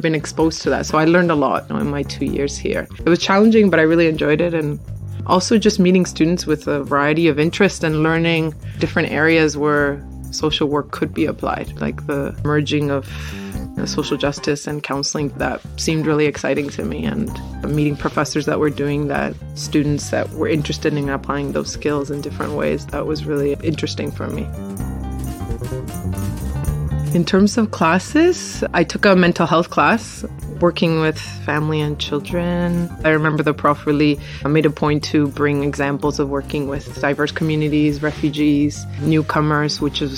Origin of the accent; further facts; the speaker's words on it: Argentina; also born or lived in Toronto, Canada; now in Canada; I'm originally from Argentina, and I went back after I graduated from university